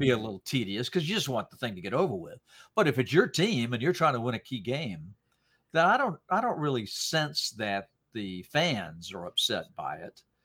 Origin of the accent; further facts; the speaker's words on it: Salisbury, North Carolina, United States; also born or lived in Rhode Island; I grew up in North Carolina, and, uh, I was born in Rhode Island and my dad was transferred